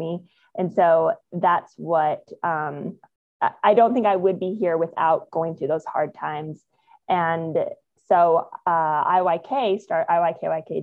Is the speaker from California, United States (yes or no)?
no; Phoenix, Arizona, United States; moved away as an adult; also born or lived in Australia / New Zealand / Costa Rica; now in San Diego, United States; I grew up in Phoenix, lived there, actually went to the same school, kindergarten through 12th grade